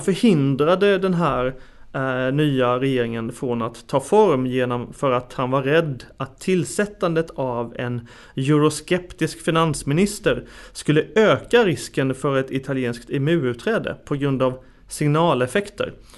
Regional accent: Sweden; som en svensk som sitter hundratals mil bort

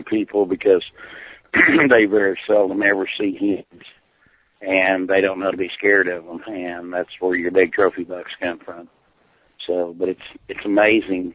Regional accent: Oklahoma, United States; I'm an Okie. I don't have an accent

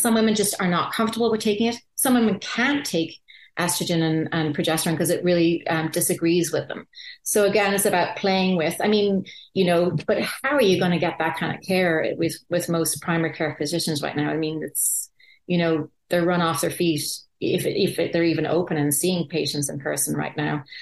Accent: Ireland; I grew up in Ireland

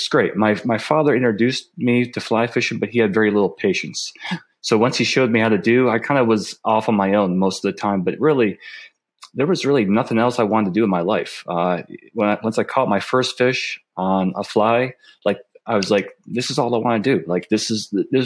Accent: northern Pennsylvania, United States; I was born in North Pennsylvania, so I was on the Pennsylvania border with New York. We grew up in the sticks

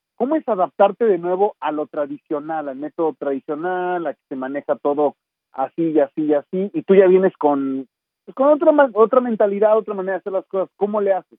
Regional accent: Mexico City, Mexico; moved away as an adult; also born or lived in New York; salí de la Ciudad de México, pero para mí llegar a Nueva York

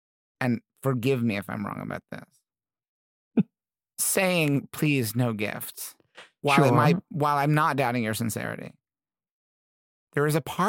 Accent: Midwest, United States; I did feel, you know, I grew up in the Midwest.

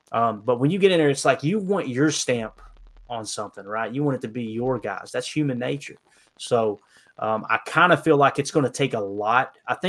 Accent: United States; accent: redneck; Sometimes you'll hear my redneck accent

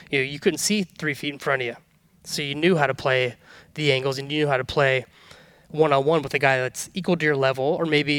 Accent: Northern California, United States; growing up in Northern California

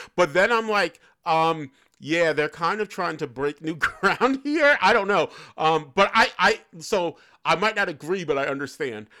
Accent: New York City, New York, United States; I grew up in New York City.

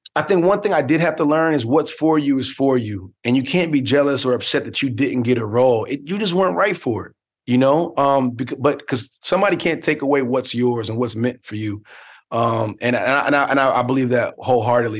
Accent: Newark, New Jersey, United States; born or raised there

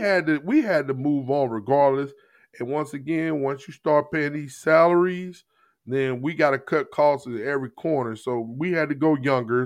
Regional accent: Jennings, Missouri, United States; I grew up in Jennings, Missouri

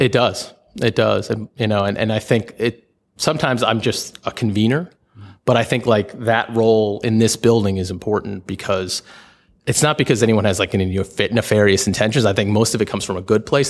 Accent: New York, United States; now in Washington, D.C., United States; I am from New York

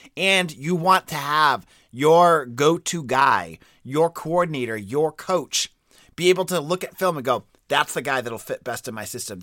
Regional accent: New England, United States; I'm, I'm from New England

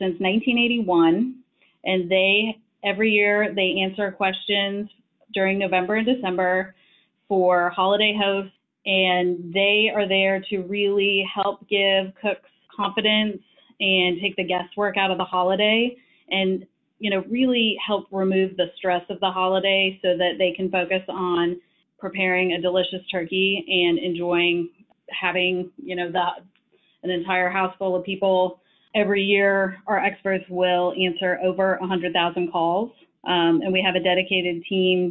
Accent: right outside of Madison, Wisconsin, United States; moved away as an adult; also born or lived in Chapel Hill, North Carolina; I actually grew up in the Midwest, right outside of Madison, Wisconsin

